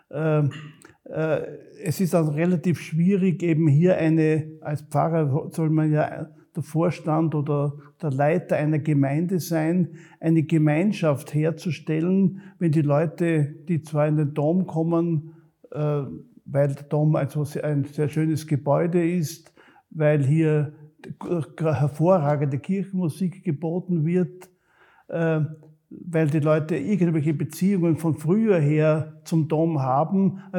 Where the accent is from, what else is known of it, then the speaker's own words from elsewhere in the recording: Graz, Styria, Austria; Ich bin zwar selber ein Grazer, ich bin ein Kind der Stadt, ich bin in der Annenstraße aufgewachsen und habe also die meiste Zeit meines Lebens auch in der Stadt verbracht.